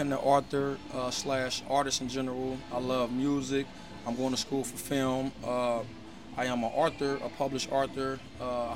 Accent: Cincinnati, Ohio, United States; moved away; growing up back in Ohio

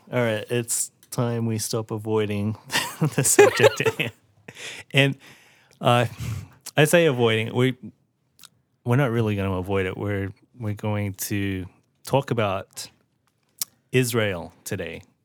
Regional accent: Australia; now in United States; I was born and raised in Australia and then grew up the rest of my life in America

